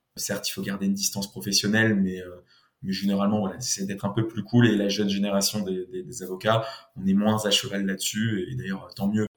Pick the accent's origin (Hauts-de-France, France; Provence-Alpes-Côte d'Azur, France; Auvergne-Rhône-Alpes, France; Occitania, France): Provence-Alpes-Côte d'Azur, France; Nice; moved away as an adult; also born or lived in Paris; je suis de Nice